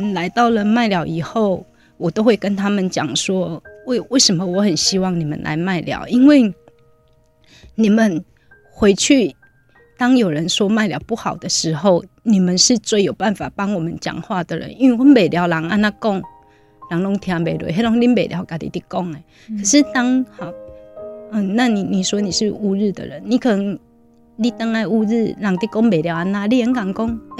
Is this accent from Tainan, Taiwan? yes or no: no; Dalin, Chiayi County, Taiwan; now in Mailiao, Taiwan; 因为我我是嘉义县大林嘛，那我们隔壁就是云林的大埤啊、斗南啊